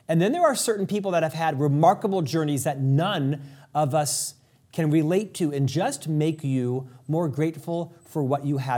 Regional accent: United States; as an American, as a member of a free society

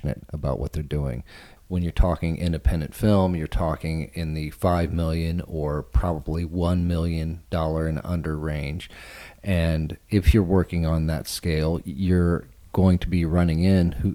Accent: Texas, United States; Growing up in Texas, I was lucky enough to live near

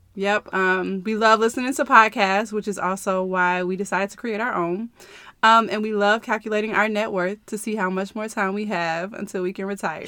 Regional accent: Chicago, Illinois, United States; I am from the Chicagoland area

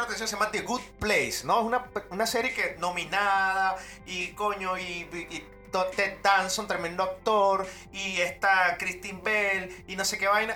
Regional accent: Venezuela; moved away; yo soy un venezolano

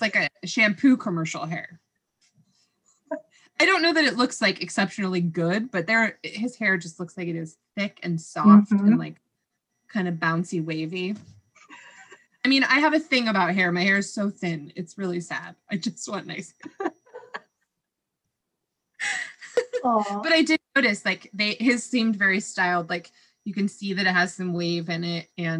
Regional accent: California, United States; we grew up in California.

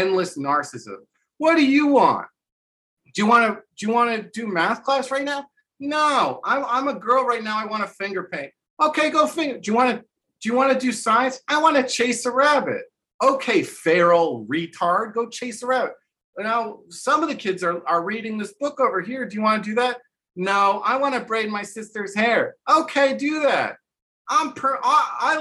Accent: New Jersey, United States; moved away; also born or lived in New Orleans; I'm from New Jersey. The reason why I have competence and confidence is because I got in 2 fistfights in public school

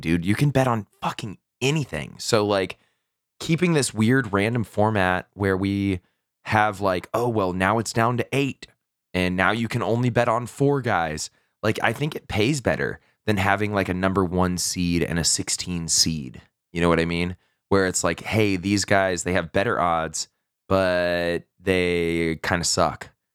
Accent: Texas, United States; I'm from Texas

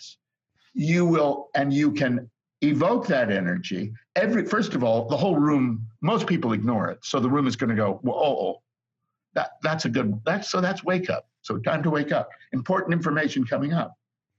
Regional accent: United States; moved away as an adult; also born or lived in United Kingdom; I'm an American, so, and I, even though I lived in Britain for 30 years

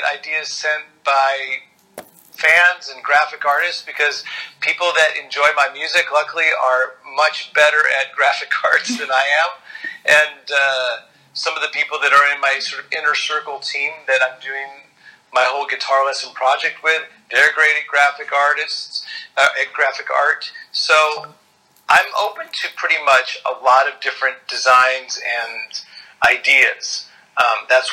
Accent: Northern California, United States; I grew up in Northern California

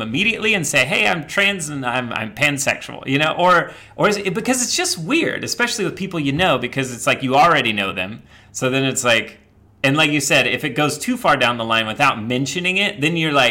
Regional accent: Midwest, United States; I grew up in the Midwest

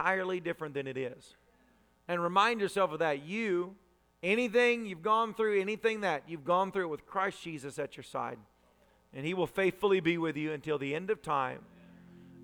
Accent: Tennessee, United States; I was raised a redneck in Tennessee

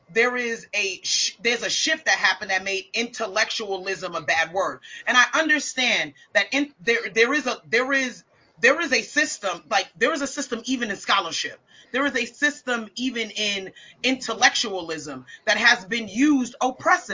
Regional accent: United States; I'm American

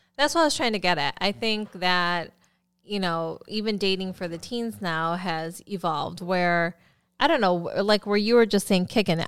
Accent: Philippines; I'm Filipino

